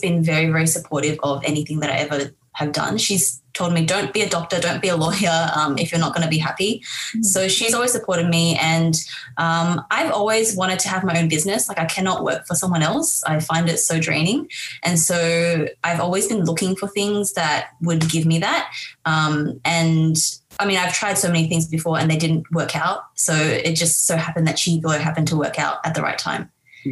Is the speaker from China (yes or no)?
yes; Harbin, Heilongjiang, China; moved away; I'm actually from Harbin in China.